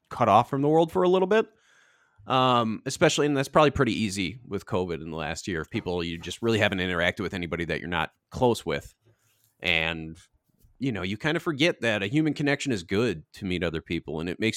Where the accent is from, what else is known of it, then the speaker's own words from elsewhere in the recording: Twin Cities, Minnesota, United States; I love my hometown. I love the Twin Cities